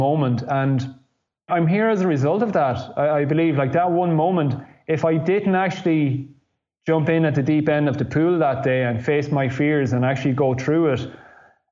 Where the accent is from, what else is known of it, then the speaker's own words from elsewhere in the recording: Ireland; moved away as an adult; also born or lived in Italy; growing up in Ireland